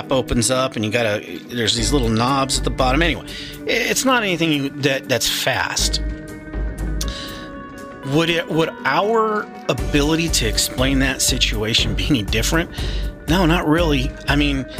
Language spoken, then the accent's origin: English; Arizona, United States; I'm from Arizona